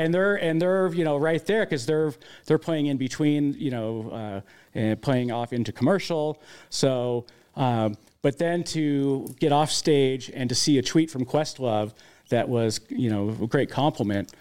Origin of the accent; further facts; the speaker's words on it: Las Vegas, Nevada, United States; now in Utah, United States; I grew up in Las Vegas